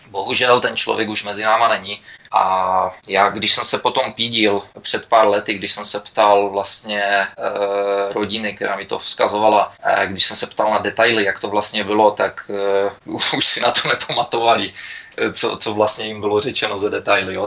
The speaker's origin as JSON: {"language": "Czech", "country": "Czechia", "also_born_or_lived": "United States", "moved": "as an adult", "lives_now": "Canada", "said": "za těch 20 let, co jsem pryč, nebo přes 20 let, co jsem pryč z Čech"}